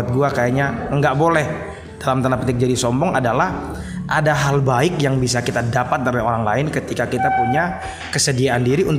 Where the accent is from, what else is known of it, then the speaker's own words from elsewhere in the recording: Kupang, East Nusa Tenggara, Indonesia; Kayak contoh gue dari Kupang mau berangkat ke Jakarta.